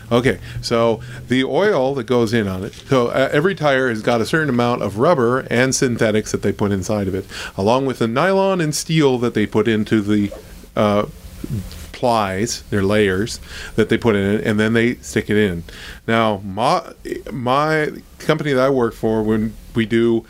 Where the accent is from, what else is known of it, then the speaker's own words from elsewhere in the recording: Ohio, United States; moved away; I went to school in Ohio State and I grew up in Ohio